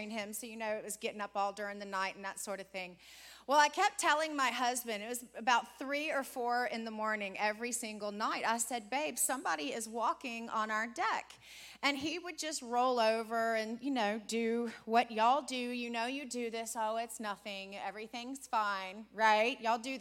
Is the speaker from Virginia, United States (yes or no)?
yes; Richmond, Virginia, United States; moved away; We're from Richmond, Virginia. We grew up and were raised in Richmond, Virginia